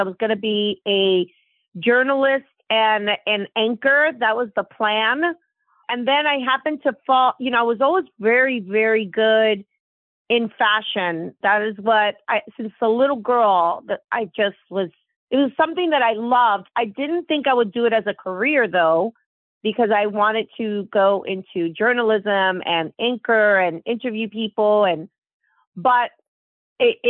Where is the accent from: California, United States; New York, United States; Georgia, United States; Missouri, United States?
New York, United States; New York City; moved away; also born or lived in Manhattan; I was raised in the Bronx near Yankee Stadium